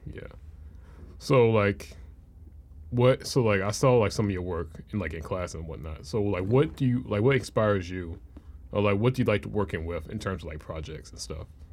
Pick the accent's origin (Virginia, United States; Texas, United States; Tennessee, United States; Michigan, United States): Tennessee, United States; Memphis; growing up in Memphis